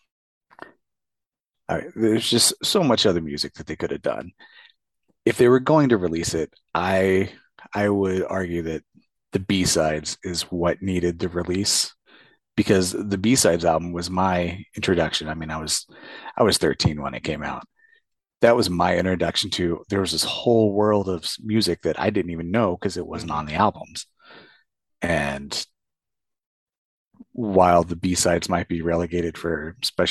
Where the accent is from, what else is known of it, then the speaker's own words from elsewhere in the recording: Indianapolis, Indiana, United States; growing up in Indianapolis